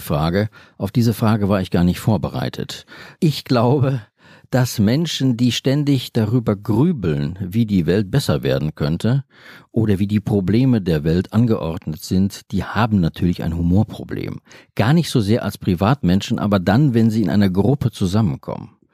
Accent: Bochum, North Rhine-Westphalia, Germany; ich bin in Bochum aufgewachsen.

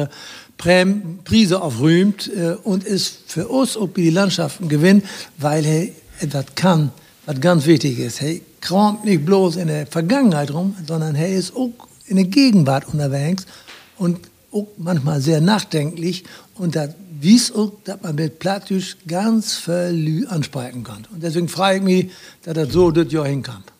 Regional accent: Rhede, Lower Saxony, Germany; also born or lived in Meppen; now in Lingen, Germany; Ich komme ja gebürtig aus Rehn, Altkreis Aschendorf

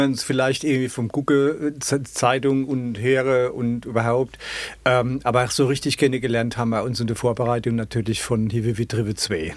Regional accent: Ludwigshafen, Rhineland-Palatinate, Germany; accent: Palatine; ich komme aus dem Ludwigshafener Hemshof

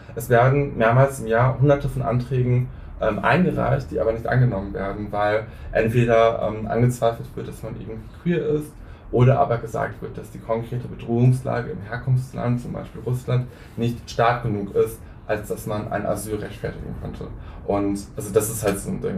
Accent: Hünsborn, North Rhine-Westphalia, Germany; moved away; das Gebäude, wo ich groß geworden bin

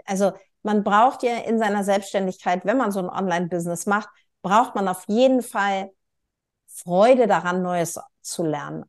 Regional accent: Northern Germany, Germany; ich als Nord, also als Norddeutsche und halbe Schwedin

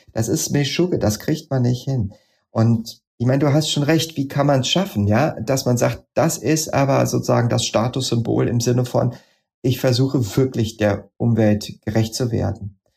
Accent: edge of the Odenwald, Hesse, Germany; also born or lived in Darmstadt; ich bin am Rande des Odenwalds aufgewachsen und in einer Schule in Darmstadt gewesen

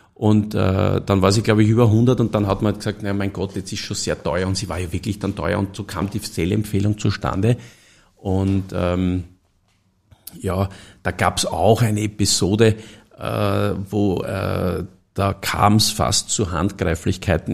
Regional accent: Stockerau, Lower Austria, Austria; ich komme aus Stockerau

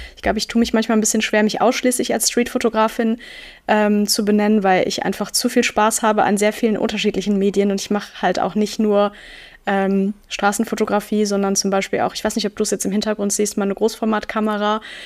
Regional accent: Münster, North Rhine-Westphalia, Germany; moved away; in meiner Heimatstadt Münster

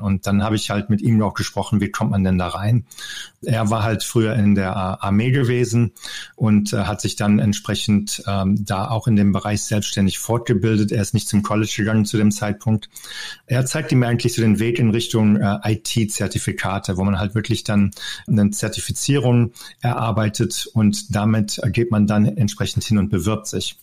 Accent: North Rhine-Westphalia, Germany; moved away as an adult; also born or lived in Denver, Colorado; now in United States; Ich bin ja am Niederrhein aufgewachsen

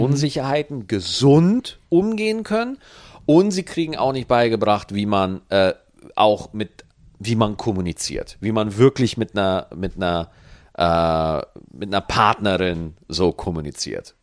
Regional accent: Bavaria, Germany; moved away; Ich komme in Bayern aus Meniberg

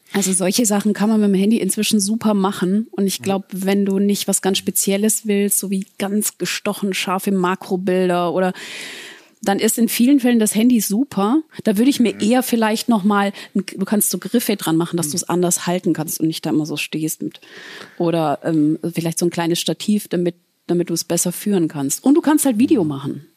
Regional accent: Southern Germany, Germany; moved away; ich komme aus dem Süden, das heißt, ich muss oft sieben Stunden äh, ins Allgäu fahren

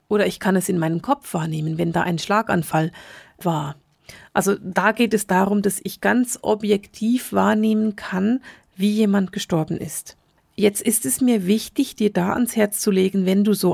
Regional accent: Bern, Switzerland; Ich bin in Bern aufgewachsen und man sagt über die Menschen in Bern, dass sie ganz langsam sprechen.

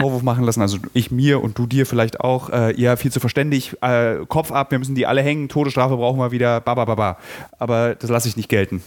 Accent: Berlin, Germany; als Berliner

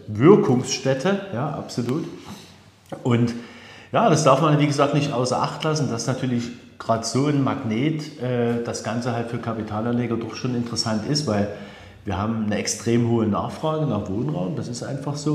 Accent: Dresden, Saxony, Germany; als Dresdner

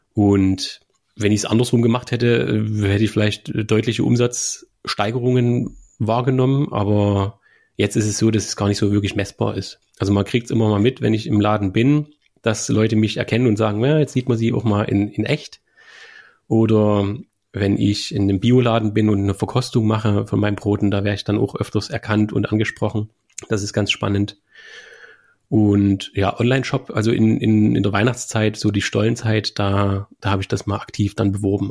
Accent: Germany; Mein Heimatort, Künitsch

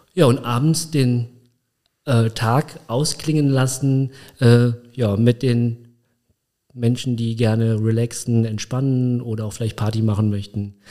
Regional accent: Koblenz, Rhineland-Palatinate, Germany; Also ich bin mit drei Jahren, dreieinhalb Jahren nach Koblenz gekommen. Mein Papa hat damals ähm, meine Mutter geheiratet und er ist in dem Zeitpunkt in 1980 nach Koblenz gezogen, um hier zu arbeiten. Und dann bin ich halt mitgekommen und hier aufgewachsen

